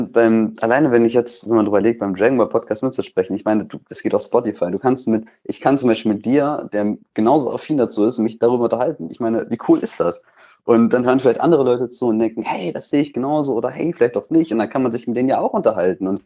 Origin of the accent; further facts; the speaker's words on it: North Rhine-Westphalia, Germany; Ich komme aus NRW.